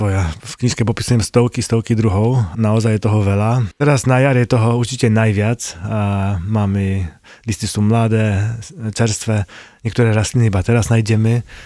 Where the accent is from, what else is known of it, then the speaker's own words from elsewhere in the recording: Poland; first language Polish; Slovak is a second language; now in Slovakia; Postupne sa cítim viac ako Slovák. Slovenčina je mi prirodzenejšia ako polština, aj keď samozrejme počuť v tom tú moju polštinu.